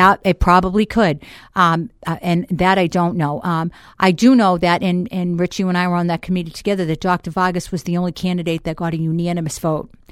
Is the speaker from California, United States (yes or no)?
no; Boston, Massachusetts, United States; accent: Boston; moved away as an adult; now in Manchester, United States; I'm originally from Boston.